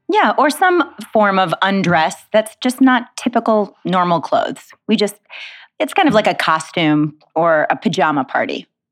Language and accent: English; Detroit, Michigan, United States; I grew up in Detroit, Michigan